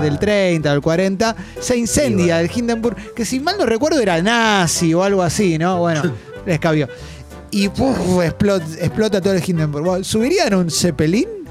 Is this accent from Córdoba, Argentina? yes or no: no; Buenos Aires, Argentina; somos porteños